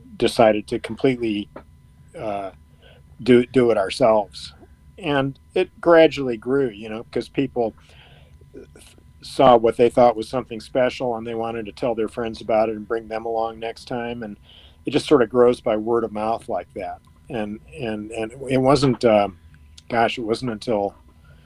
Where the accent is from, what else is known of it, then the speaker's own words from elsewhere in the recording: Ann Arbor, Michigan, United States; growing up in Ann Arbor